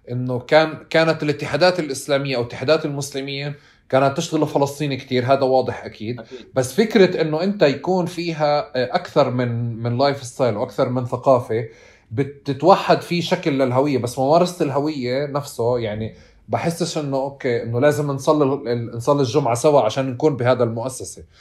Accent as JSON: {"language": "Arabic", "town": "Tulkarm", "region": "West Bank", "country": "Palestine", "said": "انا خلقت وانا مسلم وانا فلسطيني وانا من طول كرم"}